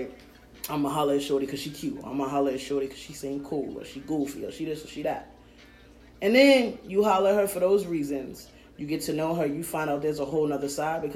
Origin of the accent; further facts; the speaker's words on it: New York City, New York, United States; moved away; I also come from a different place. I'm a New Yorker